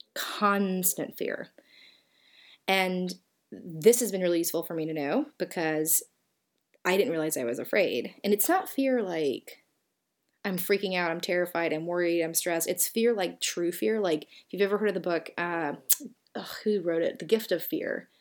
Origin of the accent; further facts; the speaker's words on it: Southern, United States; accent: Southern; my Southern accent